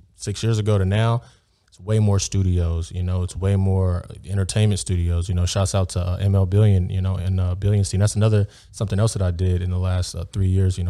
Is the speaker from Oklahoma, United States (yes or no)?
no; Beverly Hills, California, United States; I grew up in Beverly Hills